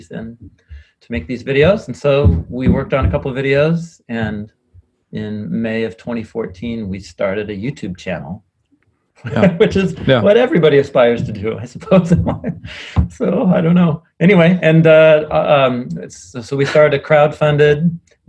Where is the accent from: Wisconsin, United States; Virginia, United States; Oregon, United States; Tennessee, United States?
Oregon, United States; Portland; I'm a guy from Portland, and I grew up here in Portland